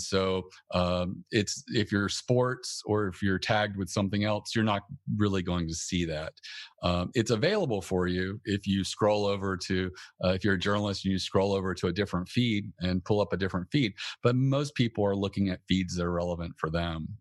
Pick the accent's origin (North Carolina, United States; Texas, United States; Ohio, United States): North Carolina, United States; moved away as an adult; also born or lived in Northern Virginia / Washington, D.C. area; I'm originally from North Carolina, and that's where I moved up to the D C area.